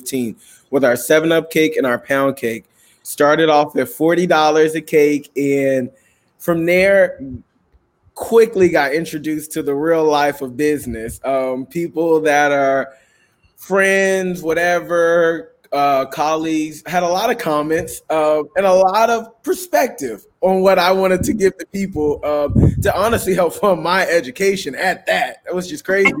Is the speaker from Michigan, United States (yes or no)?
no; Richmond, California, United States; I'm from Richmond, California, where a lot of people my age choose to do a lot of different things